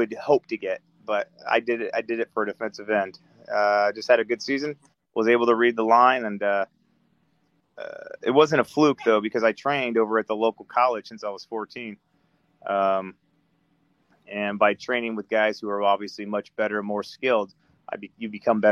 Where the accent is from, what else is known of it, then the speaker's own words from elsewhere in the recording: Antelope Valley, California, United States; moved away as an adult; also born or lived in Northridge, California / Eagle Rock, Los Angeles / Sherman Oaks, California; now in Georgia, United States; I grew up in first Northridge until 88. Then I moved up into the Antelope Valley until 98